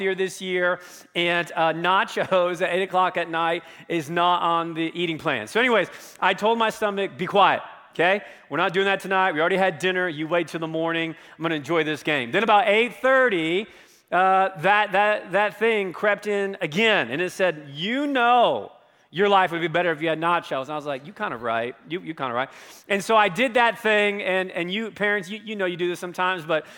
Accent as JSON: {"language": "English", "area": "near Hershey", "region": "Pennsylvania", "country": "United States", "tie": "born or raised there", "moved": "yes", "lives_now": "Colorado, United States", "said": "in my middle school, high school years, I grew up in Pennsylvania, very close to a town called Hershey, Pennsylvania"}